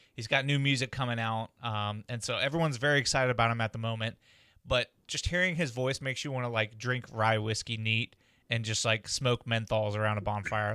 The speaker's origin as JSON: {"language": "English", "region": "Midwest", "country": "United States", "said": "we're from the Midwest"}